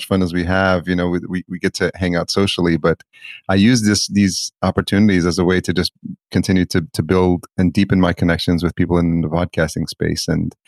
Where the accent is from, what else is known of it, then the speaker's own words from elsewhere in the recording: El Salvador; but I'm from El Salvador, and there's nothing going back beyond my grandfather that I'll probably ever be able to find.